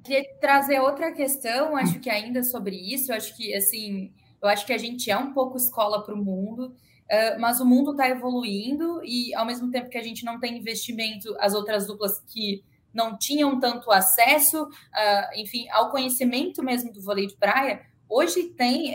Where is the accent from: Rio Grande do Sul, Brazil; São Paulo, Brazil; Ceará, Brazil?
Rio Grande do Sul, Brazil; sou do sul, sou gaúcha